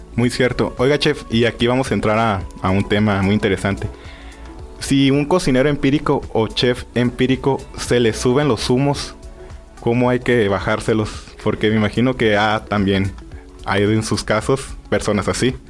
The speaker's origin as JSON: {"language": "Spanish", "country": "Mexico", "said": "nosotros que somos mexicanos"}